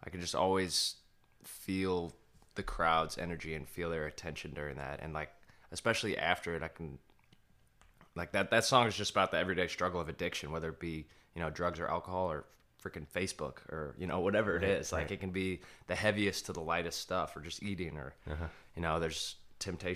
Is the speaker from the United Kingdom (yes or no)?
no; St. Louis, Missouri, United States; moved away; I'm from St. Louis